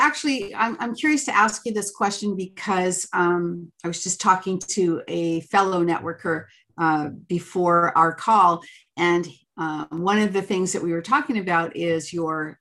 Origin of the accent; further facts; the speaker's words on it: Canada; I'm Canadian